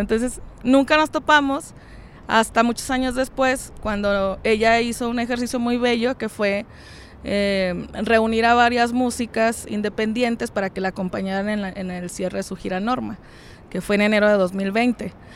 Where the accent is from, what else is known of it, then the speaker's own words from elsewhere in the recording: Francisco I. Madero, Coahuila, Mexico; de donde yo soy, de Francisco y Madero